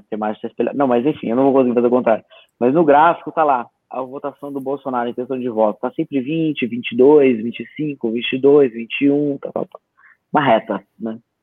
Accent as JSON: {"language": "Portuguese", "town": "Bragança Paulista", "region": "São Paulo", "country": "Brazil", "said": "caravana de Bragança lá da minha cidade"}